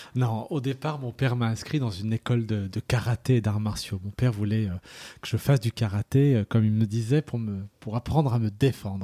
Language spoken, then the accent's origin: French; Lyon, Auvergne-Rhône-Alpes, France; Je suis né à Lyon